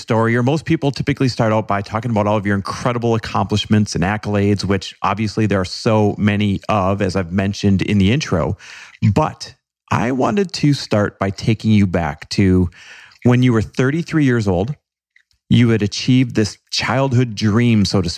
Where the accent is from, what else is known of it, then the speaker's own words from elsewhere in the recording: Wisconsin, United States; Grew up in Wisconsin